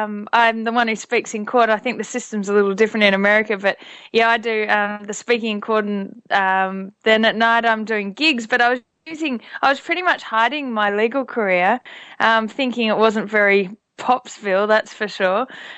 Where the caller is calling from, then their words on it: London, United Kingdom; I'm calling from London. I'm in London at the moment.